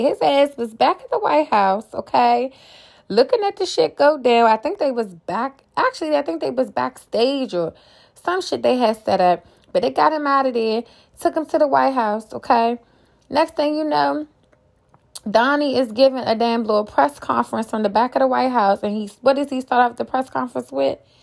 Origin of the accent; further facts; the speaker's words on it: Washington, District of Columbia, United States; born and raised in D C myself, I grew up on Capitol Hill.